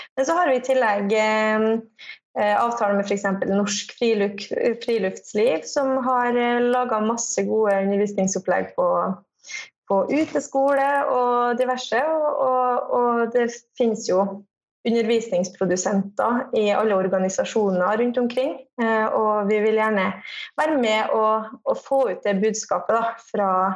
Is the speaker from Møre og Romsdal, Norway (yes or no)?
yes; Kristiansund, Møre og Romsdal, Norway